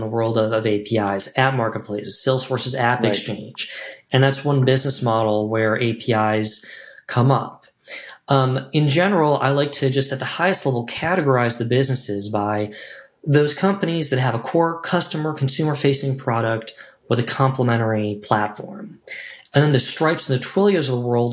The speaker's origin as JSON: {"language": "English", "town": "Chicago", "region": "Illinois", "country": "United States", "said": "as a Chicagoan"}